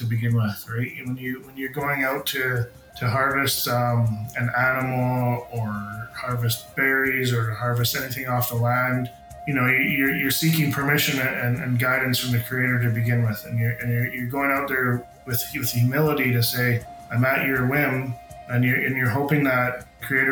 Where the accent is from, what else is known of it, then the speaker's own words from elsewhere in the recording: Huu-ay-aht First Nation, British Columbia, Canada; now in Lake Cowichan, Canada; I'm originally from Hupetchisit First Nation, but live, work, and play in Lake Houchin, Tsubasset